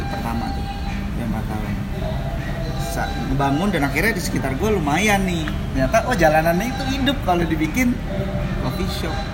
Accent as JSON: {"language": "Indonesian", "town": "Bandung", "region": "West Java", "country": "Indonesia", "tie": "born or raised there", "lives_now": "Jakarta, Indonesia", "said": "sebenarnya gue baru ke Jakarta uh, tahun kemarin sih gue gede di Bandung"}